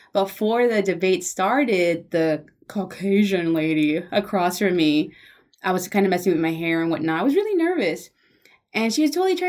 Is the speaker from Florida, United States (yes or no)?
no; Houston, Texas, United States; also born or lived in Mexico; I was raised in the East End, you know, I went to Briscoe Elementary